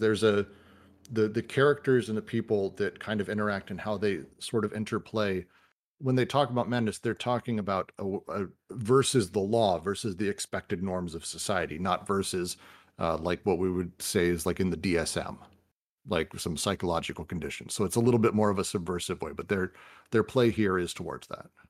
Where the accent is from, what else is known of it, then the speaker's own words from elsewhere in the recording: United States; I'm American